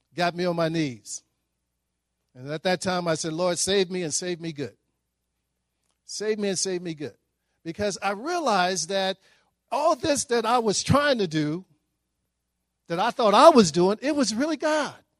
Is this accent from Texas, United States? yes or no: yes; Dallas, Texas, United States; I grew up in Dallas, Texas